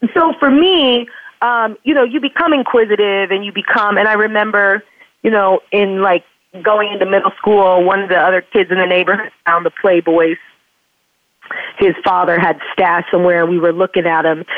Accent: Indiana, United States; I grew up in Pence country, you know, Indiana, very sexually repressed state

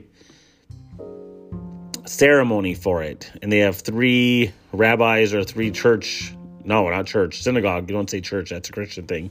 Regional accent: Chassel, Michigan, United States; it was Catholics and Lutherans growing up in Chassel.

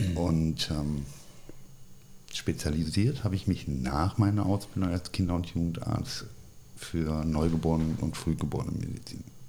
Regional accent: Wiesbaden, Hesse, Germany; moved away as an adult; also born or lived in Freiburg / United States / Bonn / Cologne; ich bin groß geworden äh, tatsächlich in Wiesbaden

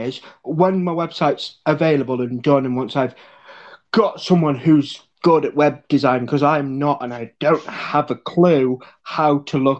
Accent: United Kingdom; I am from the United Kingdom.

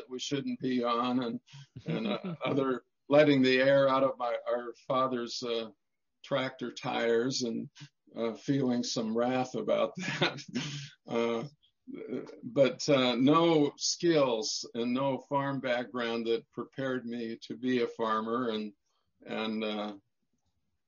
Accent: Fairfield, Montana, United States; I grew up as a boy on a family farm near Fairfield, Montana

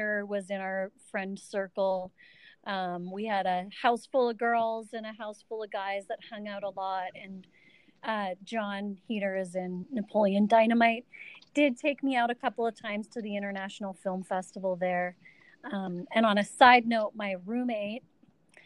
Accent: Vancouver Island, British Columbia, Canada; also born or lived in Calgary, Alberta / Victoria / Nanaimo / Qualicum; So I was born in Calgary, Alberta, Canada, and lived there till I was about five. And then my parents moved us to Vancouver Island, British Columbia, where I lived until I was about 18.

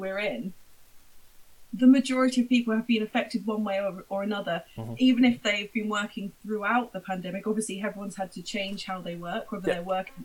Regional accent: Portsmouth, South East England, United Kingdom; I'm from Portsmouth, I couldn't pop up to London all the time

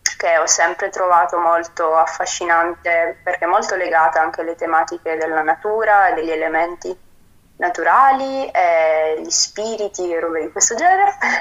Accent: Apulia, Italy; moved away; vengo dalla Puglia

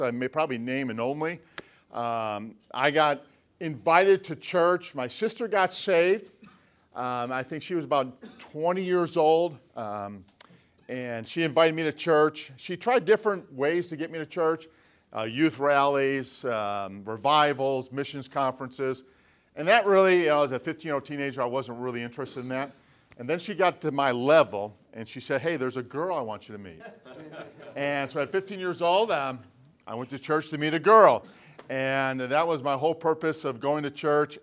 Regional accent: Chicago suburbs, Illinois, United States; now in Lancaster, California, United States; our home church where I grew up in the Chicago suburbs

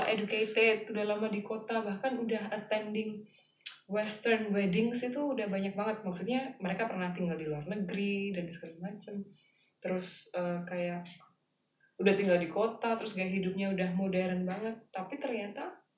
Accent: Java, Indonesia; aku Jawa

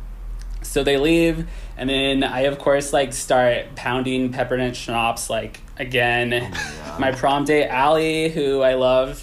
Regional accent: Berkeley, California, United States; Very East Bay, like, Berkeley upbringing

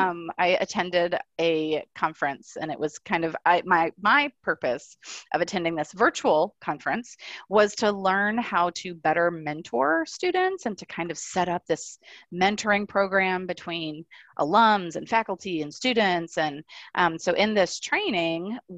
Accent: South Florida, United States; I grew up in South Florida

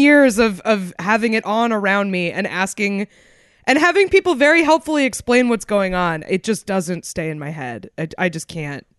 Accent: Concord, New Hampshire, United States; literally to my hometown, a place that is under an hour away from Boston

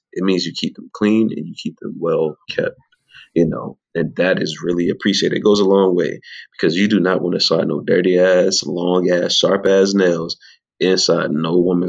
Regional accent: the South, United States; I grew up down here in the South where you went to work, you came home, you ate the biggest piece of fried chicken that you could, the greasiest thing that you could

